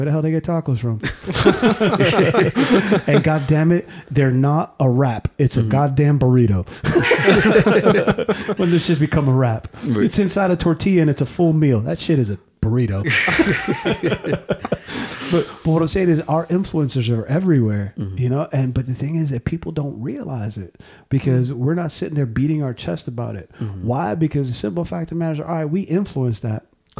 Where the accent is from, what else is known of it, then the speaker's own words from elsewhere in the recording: New York, United States; I am a Puerto Rican. I am from New York.